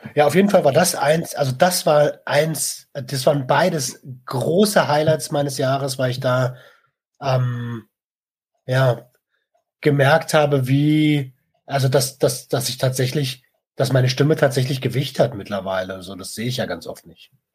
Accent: Germany; bei uns in Deutschland

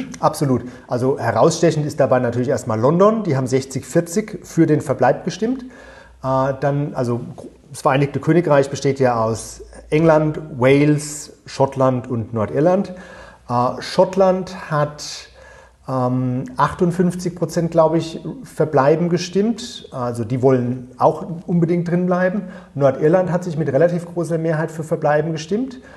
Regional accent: Germany; moved away as an adult; also born or lived in United States / United Kingdom; now in Channel Islands; Also ich war ungewöhnlicherweise so der eine Deutsche, der in der Leave-Kampagne dabei war

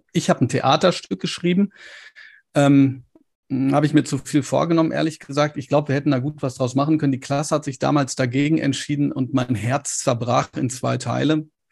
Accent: Ruhr area, North Rhine-Westphalia, Germany

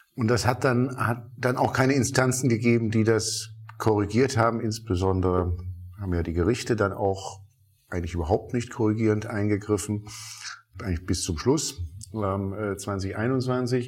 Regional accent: Rhineland, Germany; als gebürtiger Rheinländer

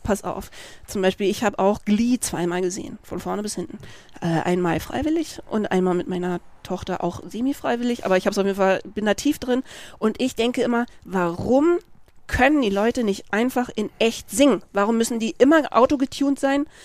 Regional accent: Freiburg, Baden-Württemberg, Germany; also born or lived in Berlin; ich bin ja mit einer lesbischen Mutter aufgewachsen in Freiburg, was jetzt natürlich nicht Manhattan, Kansas war, aber wir kamen aus Berlin mhm. und wir mhm. sind da hingezogen, da war ich sechs

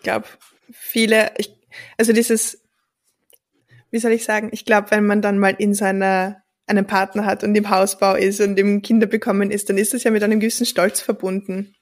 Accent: Austria; ich bin wirklich in einem Dorf aufgewachsen

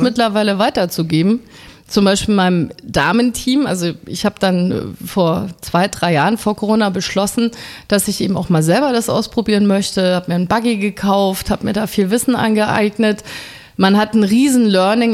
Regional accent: Munich, Bavaria, Germany; now in Berlin, Germany; ich komme ja aus München, da trinkt man ja relativ früh ein Bier

